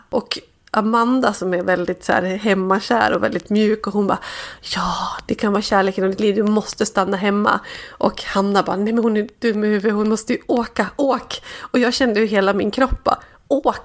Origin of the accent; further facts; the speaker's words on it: Dalarna County, Sweden; now in Stockholm, Sweden; min egen uppväxt och där jag kommer från